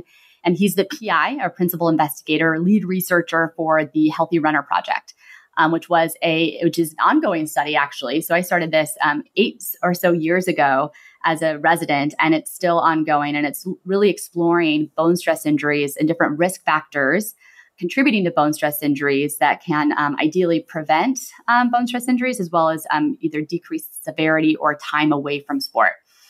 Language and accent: English; Nebraska, United States; moved away as an adult; now in Stanford, United States; I grew up in Nebraska and went to undergrad and med school in Nebraska and came out to Stanford for my residency and sports medicine fellowship training.